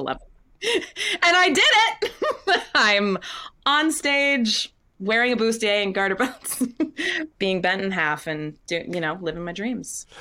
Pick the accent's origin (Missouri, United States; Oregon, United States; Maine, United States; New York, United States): Maine, United States; Windham; moved away; also born or lived in Scarborough, Maine; I grew up in Wyndham, Maine